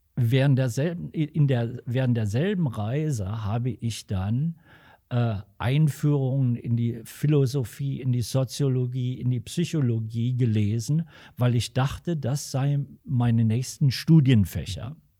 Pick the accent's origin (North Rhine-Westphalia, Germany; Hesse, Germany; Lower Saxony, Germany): Hesse, Germany; Alsfeld; moved away as an adult; also born or lived in Eifa; now in Los Angeles, United States; Ich bin äh, dann mit meinen Eltern im Alter von fünf, nein, mit sechs Jahren von Eifa nach Alsfeld gezogen und habe seit der Zeit hier auch immer einen Wohnsitz gehabt